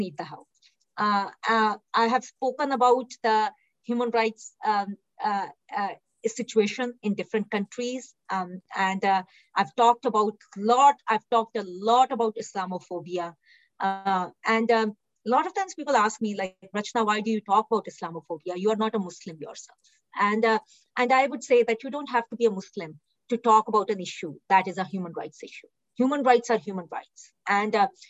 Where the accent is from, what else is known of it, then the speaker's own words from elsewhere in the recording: India; now in British Columbia, Canada; I was born in India, raised in India